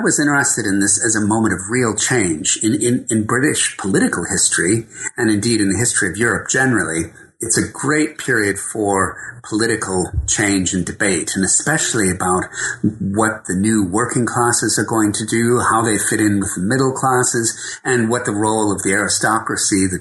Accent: Madison, Wisconsin, United States; moved away as an adult; also born or lived in Southern California; ever since I was really very little, growing up in Madison, Wisconsin.

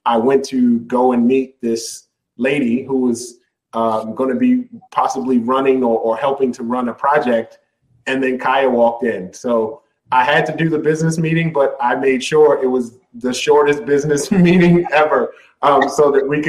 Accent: Baltimore, Maryland, United States; I grew up in Northeast Baltimore. I spent most of my time in Northeast Baltimore, Alameda area.

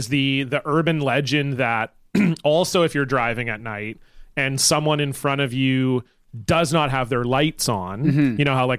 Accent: Canada; as like a Canadian guy who grew up in the time when Avril was very popular

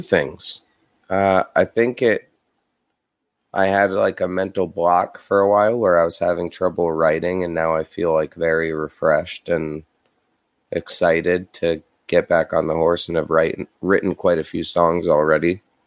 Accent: New York, United States; I'm from New York

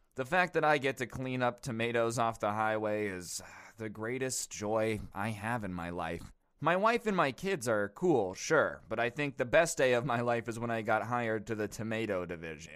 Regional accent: United States; I'm American

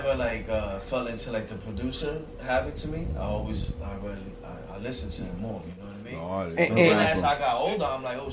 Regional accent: New York City, New York, United States; I'm from Brooklyn

